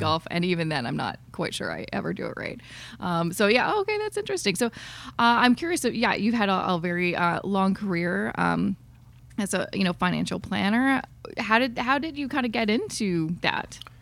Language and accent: English; Canada; as a Canadian